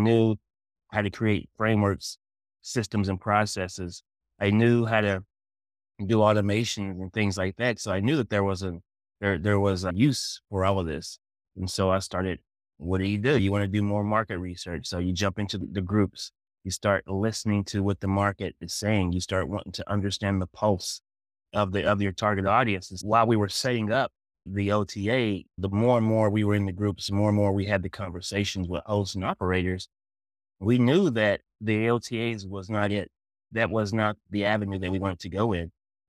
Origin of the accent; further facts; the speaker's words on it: Smoky Mountains, United States; I was familiar with the vacation rental space because we used to stay in the cabins when I was growing up in the Smoky Mountains.